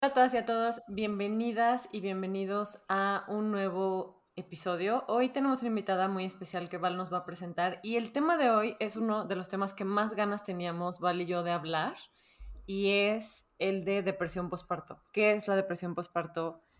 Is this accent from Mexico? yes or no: yes; Mexico; como buenos mexicanos